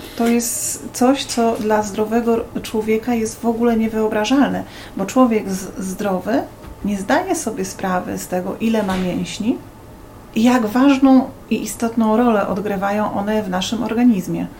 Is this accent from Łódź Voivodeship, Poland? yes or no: no; Bydgoszcz, Kuyavian-Pomeranian Voivodeship, Poland; pochodzę z Bydgoszczy